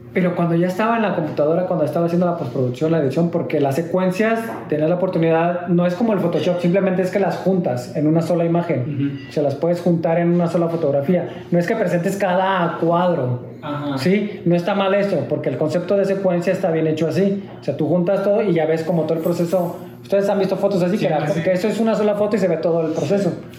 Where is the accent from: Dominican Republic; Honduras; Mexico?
Mexico; soy mexicano